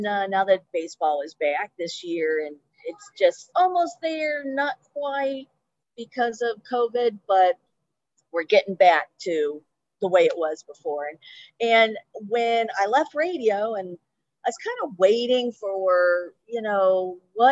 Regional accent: Cleveland, Ohio, United States; now in Cincinnati, United States; I'm from Cleveland originally

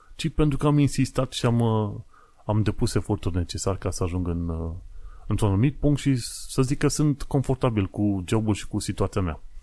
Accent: Romania; now in London, United Kingdom

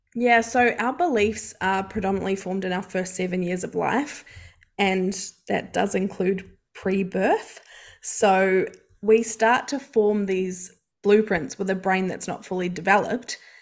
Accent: New Zealand; moved away as an adult; now in Australia; I am from New Zealand, if you can't hear the accent, and I've lived in Australia for over ten years

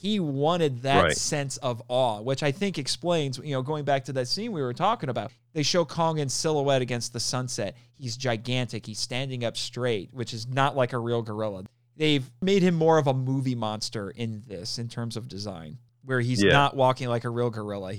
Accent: Indiana, United States; I'm from Indiana

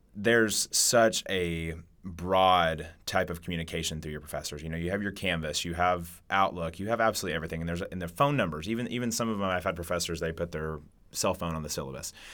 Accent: Catoosa, Oklahoma, United States; now in Stillwater, United States; coming from a small town in Catoosa, you know, in Oklahoma, then coming to Stillwater

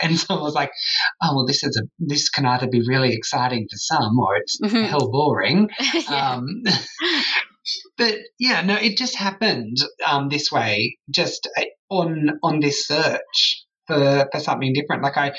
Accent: Sydney, New South Wales, Australia; now in Perth, Australia; I moved from Sydney to Perth.

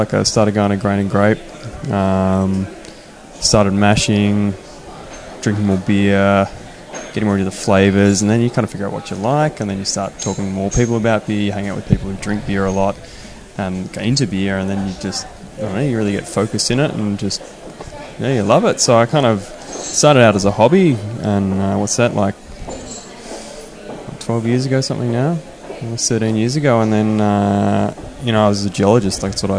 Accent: Australia; Like I came from Australia where IPAs was kind of new

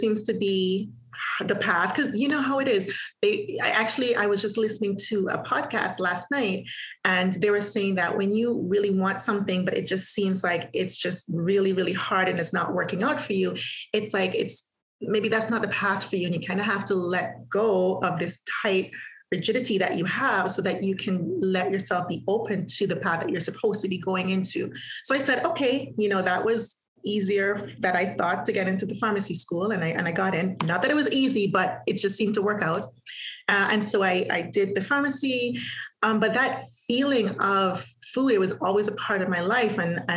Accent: Antigua & Barbuda; moved away as an adult; also born or lived in Halifax, Canada; I am from Antigua, small island in the Caribbean. I was born there. I was raised there

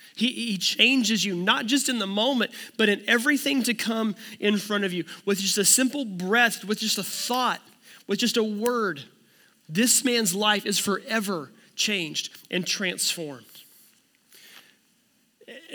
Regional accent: United States; I'm an American

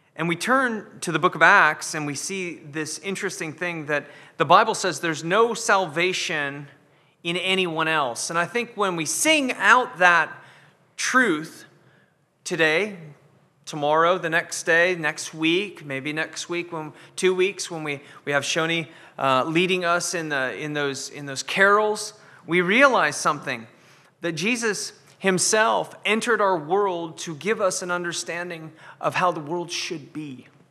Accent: United States; now in Scotland, United Kingdom; I'm American

